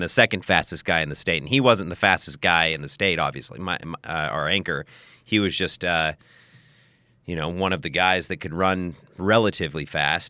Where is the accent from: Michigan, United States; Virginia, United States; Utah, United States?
Utah, United States; Salt Lake City; accent: West Coast, Oregon, Californian; moved away as an adult; also born or lived in Portland, Oregon; now in Thailand; I was born in Salt Lake City, Utah, which is the capital of Utah